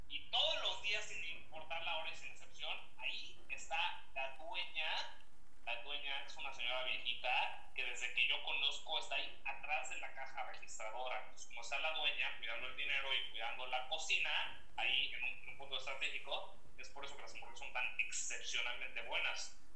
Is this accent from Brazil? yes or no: no; Mexico City, Mexico; Yo nací originalmente en la Ciudad de México